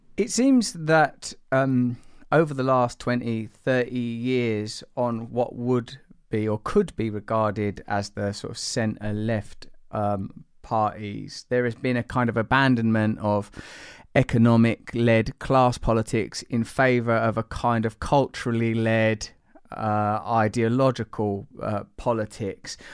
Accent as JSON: {"language": "English", "region": "England", "country": "United Kingdom", "said": "I'm English"}